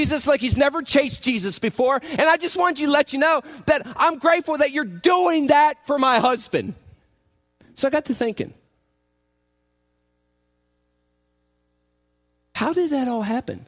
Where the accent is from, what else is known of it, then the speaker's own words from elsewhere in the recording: Indiana, United States; I'm from Indiana. I was in Chicago